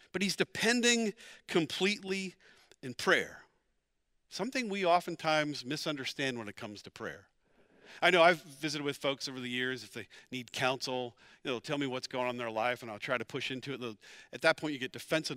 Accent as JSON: {"language": "English", "region": "Pennsylvania", "country": "United States", "also_born_or_lived": "Dallas, Texas", "moved": "as an adult", "said": "We're both from Pennsylvania"}